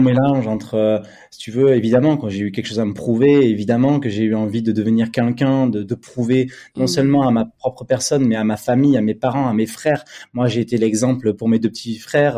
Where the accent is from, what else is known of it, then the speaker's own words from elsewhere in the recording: Bordeaux, Nouvelle-Aquitaine, France; also born or lived in Paris; je suis retourné à Bordeaux, ma ville natale